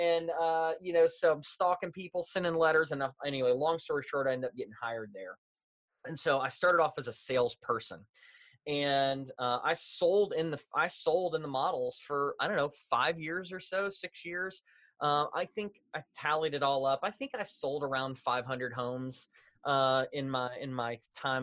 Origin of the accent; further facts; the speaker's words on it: Louisville, Kentucky, United States; moved away as an adult; now in Indianapolis, United States; I grew up in Louisville, Kentucky, a Southern boy born and raised.